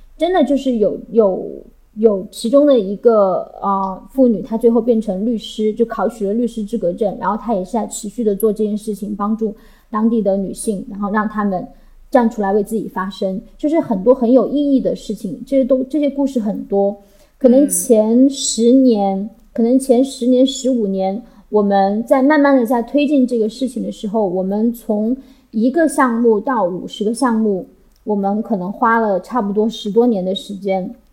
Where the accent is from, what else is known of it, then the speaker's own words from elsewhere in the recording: Chengdu, Sichuan, China; 我是成都人